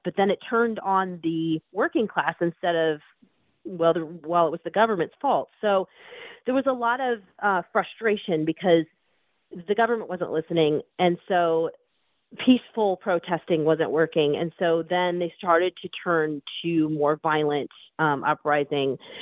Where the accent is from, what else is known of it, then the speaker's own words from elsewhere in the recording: United States; as an American